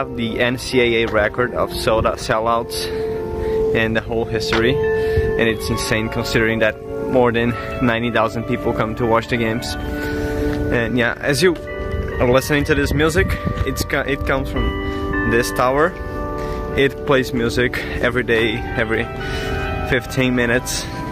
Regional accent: Porto Alegre, Rio Grande do Sul, Brazil; moved away as an adult; now in Lincoln, United States; I'm from Brazil, from Porto Alegre

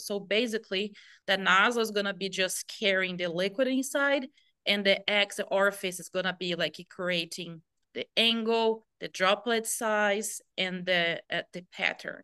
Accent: Brazil; moved away as an adult; also born or lived in Nebraska, United States; I came from Brazil

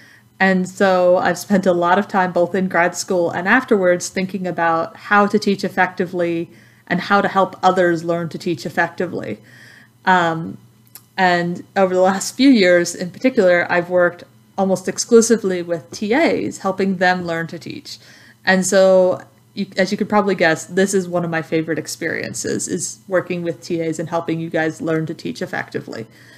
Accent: Texas, United States; accent: southern; first language English; also born or lived in southern United States; now in Lincoln, United States; English is my native language. But because I grew up in Texas and have spent a lot of time in the southern United States, I may occasionally say things that are southern slang or southern colloquialisms

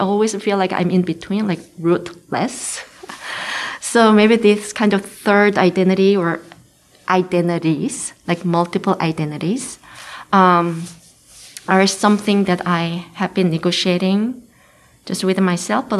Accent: Seoul, South Korea; first language Korean; English is a second language; moved away as an adult; also born or lived in United Kingdom / United States; now in Lincoln, United States; I grew up in Seoul, Korea, but I moved to the UK and studied there

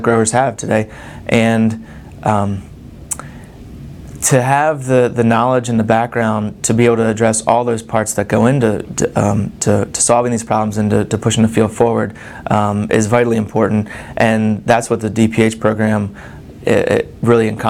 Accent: Maryland, United States; moved away as an adult; also born or lived in Pennsylvania; now in Lincoln, Nebraska, United States; I'm originally from Maryland

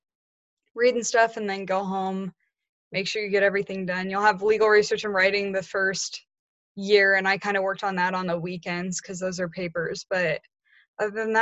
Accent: Lincoln, Nebraska, United States; I'm going to be a 3L and I'm from Lincoln

